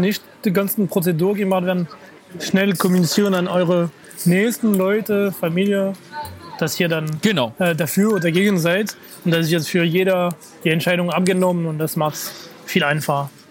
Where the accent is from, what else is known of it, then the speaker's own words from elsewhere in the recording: France; moved away; meiner Heimatstadt